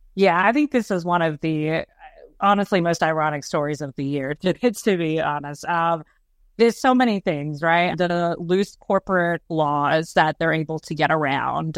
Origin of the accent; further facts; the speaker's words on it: Australia; moved away; I grew up in Australia